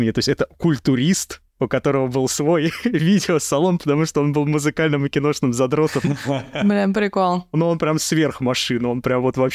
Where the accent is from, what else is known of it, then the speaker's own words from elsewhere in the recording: Moscow, Russia; я, кстати, из Новопеределкина, которая являлась частью Солнцева в свое время. Так что мы тут все криминальные элементы